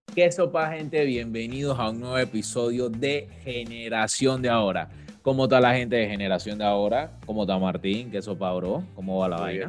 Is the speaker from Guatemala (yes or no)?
no; Panama; como panameños, como país